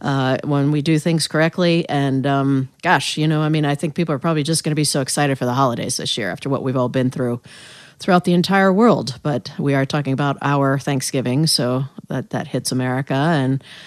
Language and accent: English; United States; also born or lived in North Carolina / Northern Indiana / York, Pennsylvania; now in Baltimore, United States; I didn't grow up here. I grew up in North Carolina and then Northern Indiana, although my family is from York, Pennsylvania.